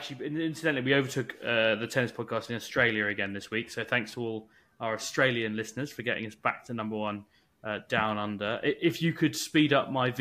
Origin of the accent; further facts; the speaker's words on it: Scotland, United Kingdom; I grew up in Scotland